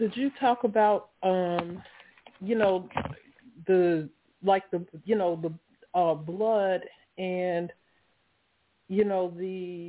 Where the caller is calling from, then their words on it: Laurel, Maryland, United States; I'm calling from Laurel, Maryland.